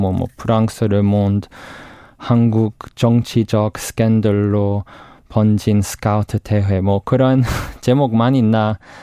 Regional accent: United Kingdom; Korean is a second language; now in South Korea; 영국에서 왔어요

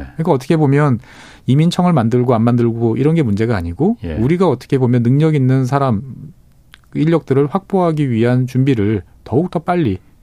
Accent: South Korea; 저는 뭐 한국 사람 입장에서 봤을 때는

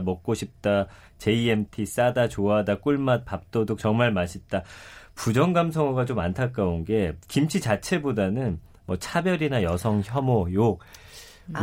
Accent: Daejeon, South Korea; 그 대전이 집인데

